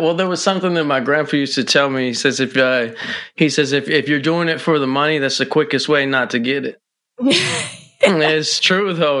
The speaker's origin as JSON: {"language": "English", "area": "the 503 Pacific Northwest", "region": "Oregon", "country": "United States", "said": "from the 503 Pacific Northwest"}